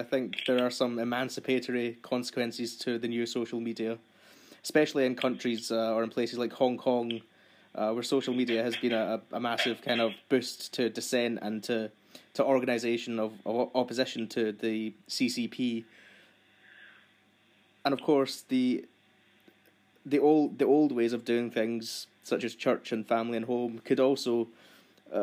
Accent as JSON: {"language": "English", "region": "Scotland", "country": "United Kingdom", "said": "I am Scottish"}